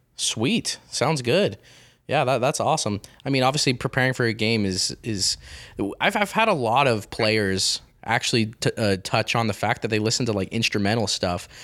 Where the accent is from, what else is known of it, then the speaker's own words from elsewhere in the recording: Grantsville, Utah, United States; I grew up in Grantsville